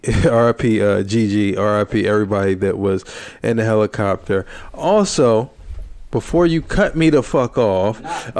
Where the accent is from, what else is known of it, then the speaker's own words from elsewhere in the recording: United States; I am American